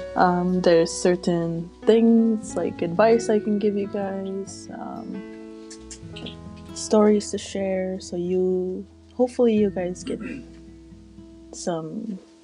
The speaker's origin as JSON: {"language": "English", "region": "Saskatchewan", "country": "Canada", "said": "I'm from Saskatchewan area"}